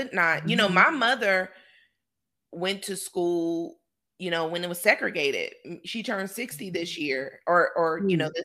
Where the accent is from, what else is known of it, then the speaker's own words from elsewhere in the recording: Roanoke, Virginia, United States; my hometown, Roanoke, Virginia